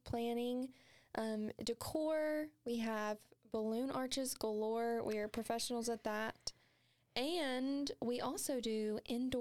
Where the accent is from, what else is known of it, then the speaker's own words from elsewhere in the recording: Hopkinsville, Kentucky, United States; accent: country; I'm from Hopkinsville, Kentucky, close from Madisonville